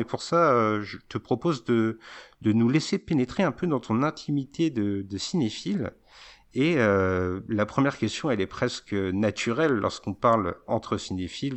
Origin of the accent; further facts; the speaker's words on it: Verdun, Grand Est, France; je suis de Verdun